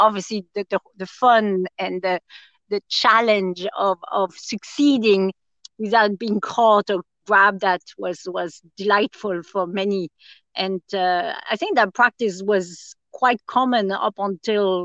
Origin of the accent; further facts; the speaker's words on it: France; also born or lived in Austria; now in Tipperary, Ireland; I grew up in France and would have gone to Austria a good bit as a kid as well, because I'd have family there.